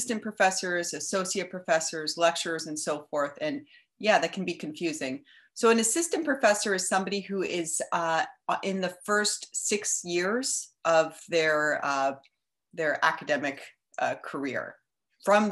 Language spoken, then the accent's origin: English; Edmonton, Alberta, Canada; moved away as an adult; also born or lived in Toronto; now in Montreal, Canada; So I'm originally from Edmonton.